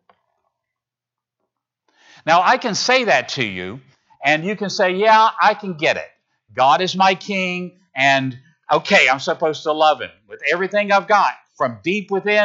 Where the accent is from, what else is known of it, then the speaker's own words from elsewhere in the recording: Virginia, United States; now in Tennessee, United States; I come from Virginia.